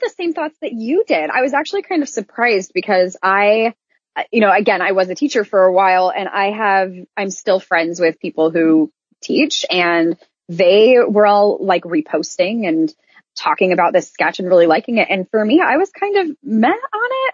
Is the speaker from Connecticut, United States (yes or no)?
no; Iowa, United States; now in Orlando, United States; I was raised in Iowa and I now live in Orlando.